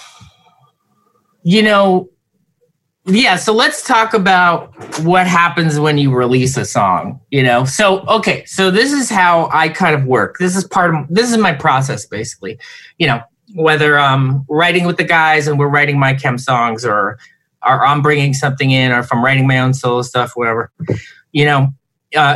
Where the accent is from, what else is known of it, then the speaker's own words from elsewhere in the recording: New Jersey, United States; moved away; we're all from Jersey